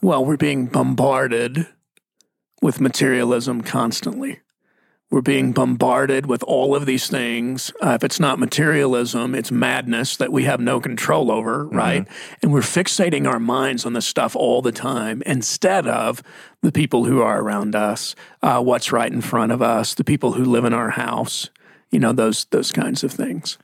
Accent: Mesquite, Texas, United States; I'm from Mesquite, Texas. Uh, my dad was an electrician.

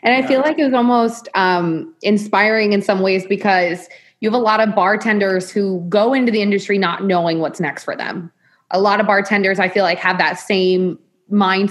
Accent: Iowa, United States; I'm from Iowa

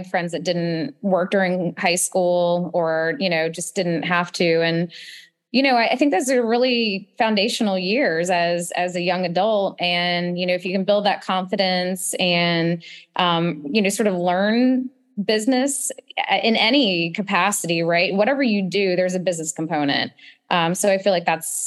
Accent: Charlotte, North Carolina, United States; I grew up in Charlotte

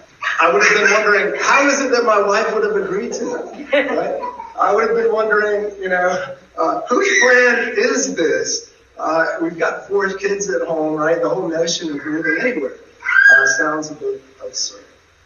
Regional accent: Georgia, United States; moved away as an adult; also born or lived in St. Louis, Missouri; I'm from Georgia, by the way

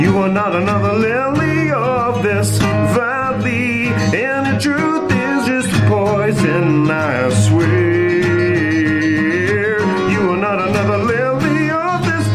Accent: Ontario, Canada; also born or lived in Georgian Bay Area, Ontario; I grew up in a little farming town a little more south of here

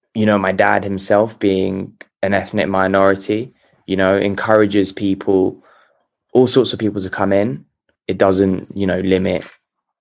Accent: London, United Kingdom; I was born in Tottenham. I've lived there for 22 years.

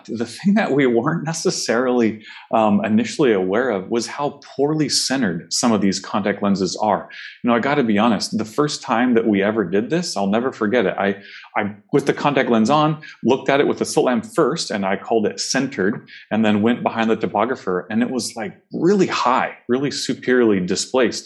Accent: Oregon, United States; Oregon's home for me. It's where I grew up, spent undergrad, and went to optometry school here at Pacific

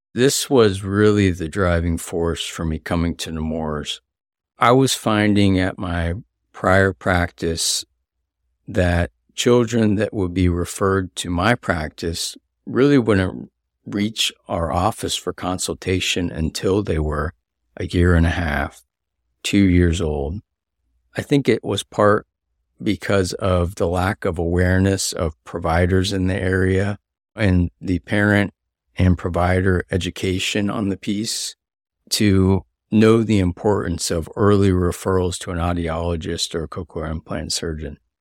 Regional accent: Pensacola, Florida, United States; I was part of a pilot program for high school students here in Pensacola. I grew up here

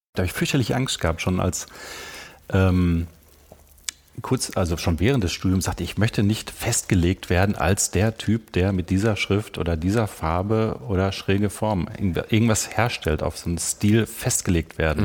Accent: Germany; moved away as an adult; also born or lived in Vienna, Austria; ich kam ja als, als, als Piefke nach Österreich, nach mhm. Wien

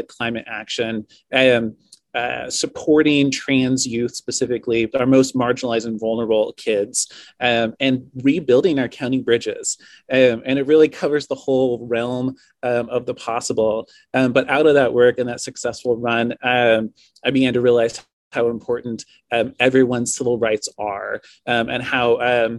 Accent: Lincoln City, Oregon, United States; I was born and raised in Lincoln City at the coast

